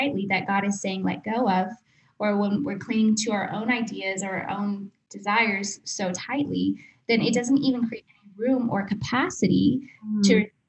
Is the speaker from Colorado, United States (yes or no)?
no; Texas, United States; moved away as an adult; also born or lived in Atlanta; we moved back to Texas. We're originally from Texas. We lived in Atlanta for a little bit